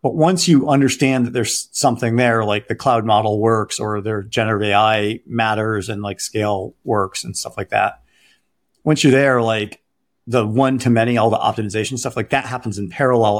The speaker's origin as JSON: {"language": "English", "town": "Detroit", "region": "Michigan", "country": "United States", "tie": "born or raised there", "said": "I grew up in Detroit"}